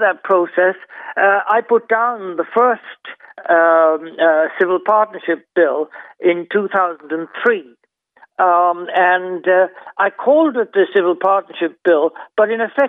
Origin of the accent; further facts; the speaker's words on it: Ireland; I grew up thinking I was the only one in Ireland.